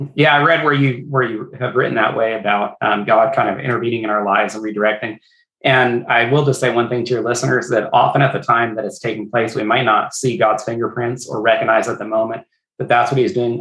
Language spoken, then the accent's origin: English; Northern California, United States; moved away as an adult; now in Southwest Washington, United States; My wife and I grew up in Northern California together, came to Washington for the uh, pastor position